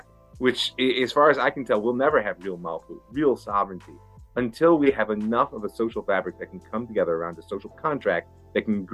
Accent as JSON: {"language": "English", "country": "United States", "moved": "yes", "lives_now": "Israel", "said": "as an American"}